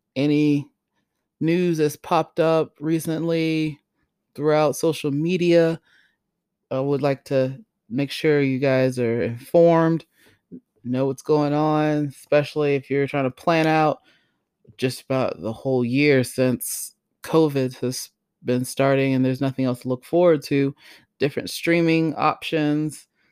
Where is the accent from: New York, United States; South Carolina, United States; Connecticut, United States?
South Carolina, United States; Greenville; I was born in Greenville, South Carolina.